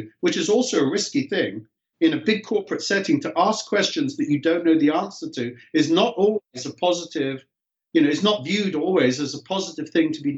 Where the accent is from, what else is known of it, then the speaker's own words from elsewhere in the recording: England, United Kingdom; moved away as an adult; now in California, United States; As a young kid growing up in England